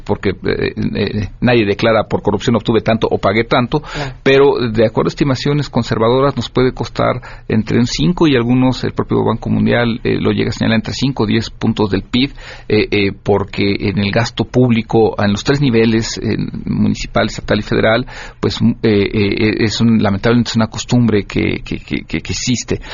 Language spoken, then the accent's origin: Spanish; Mexico